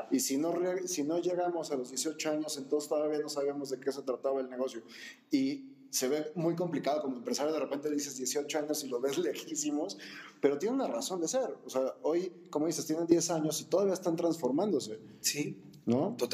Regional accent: Mexico City, Mexico; somos chilangos ya que aventarnos

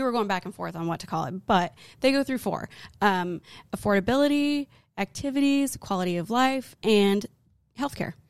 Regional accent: Arizona, United States; now in Texas, United States; we're from Arizona

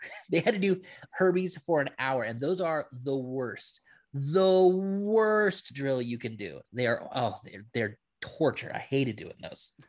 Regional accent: Hawaii, United States; I'm Filipino, I'm Hawaiian

